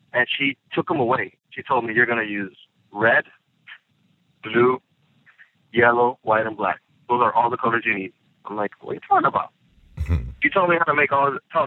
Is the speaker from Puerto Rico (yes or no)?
yes; San Juan, Puerto Rico; moved away as an adult; also born or lived in Mayagüez, Puerto Rico; now in Atlanta, United States; Originally, I grew up in Puerto Rico. I was born in a town called Mayagüez